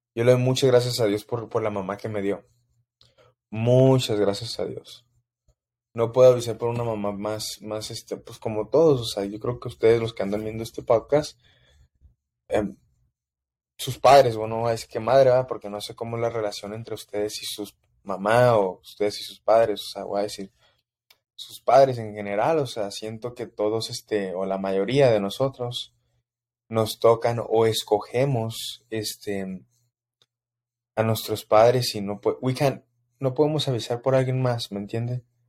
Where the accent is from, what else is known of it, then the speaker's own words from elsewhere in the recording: Mexico City, Mexico; Soy de la Ciudad de México, crecí en plena humildad